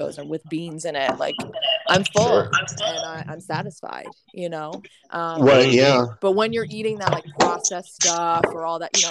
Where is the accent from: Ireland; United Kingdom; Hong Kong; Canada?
Canada; Brantford, Ontario; moved away as an adult; also born or lived in Poconos, Pennsylvania; now in Pennsylvania, United States; I'm going up to Brantford. That's the name of my hometown, which is Wayne Gretzky's hometown.